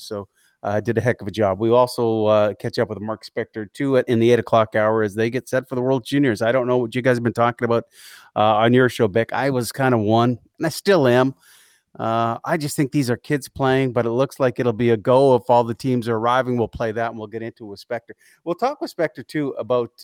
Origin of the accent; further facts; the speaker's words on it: Edmonton, Alberta, Canada; I grew up in Edmonton